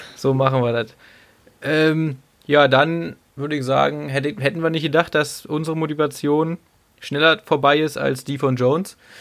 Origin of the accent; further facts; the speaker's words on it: the East, eastern Germany, Germany; ich komme aus dem Osten